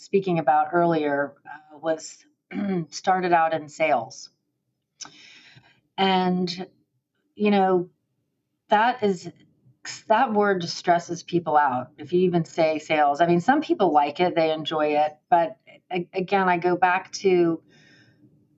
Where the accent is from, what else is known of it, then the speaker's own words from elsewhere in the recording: Miami, Florida, United States; moved away as an adult; now in Gainesville, United States; I was born and raised in Miami